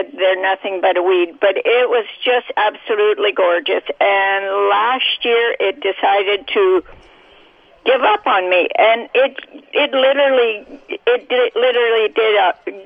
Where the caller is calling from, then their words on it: Neepawa, Manitoba, Canada; I'm calling from Neepawa